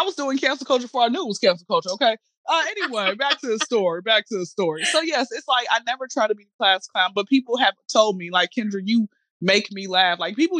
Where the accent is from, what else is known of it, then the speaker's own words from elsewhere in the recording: Atlanta, Georgia, United States; I'm from Atlanta. I've been here since I was zero